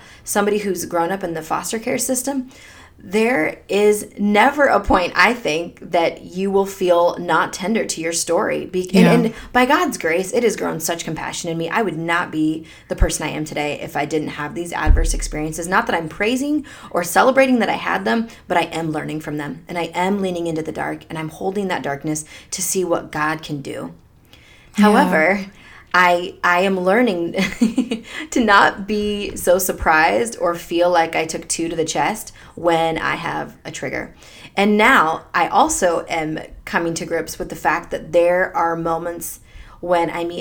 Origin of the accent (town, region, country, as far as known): United States; born or raised there; also born or lived in Delhi, India